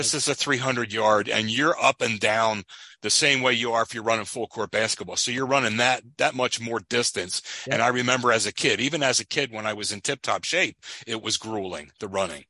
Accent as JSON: {"language": "English", "country": "United States", "said": "I'm an American"}